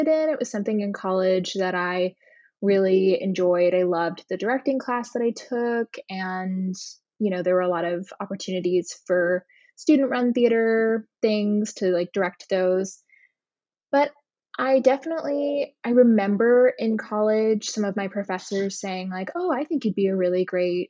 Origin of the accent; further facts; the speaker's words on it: Hilton Head, South Carolina, United States; moved away as an adult; also born or lived in New York; I just came home to my hometown of Hilton Head, South Carolina